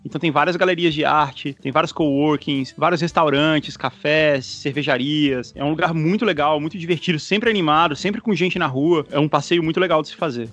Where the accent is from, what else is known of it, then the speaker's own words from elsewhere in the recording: Brazil; accent: Brazilian; moved away as an adult; now in Miami, United States; eu, para sempre, vou falar com a minha pronúncia de brasileiro, da qual eu tenho muito orgulho